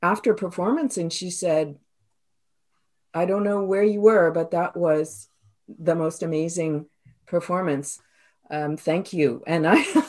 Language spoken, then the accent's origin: English; Toledo, Ohio, United States; first language English; moved away as an adult; also born or lived in New York; now in Canada; I'm originally from Toledo, Ohio